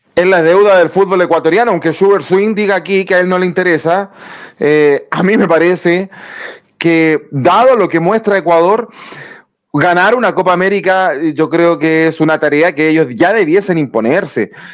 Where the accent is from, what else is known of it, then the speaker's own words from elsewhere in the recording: Chile; nosotros como chilenos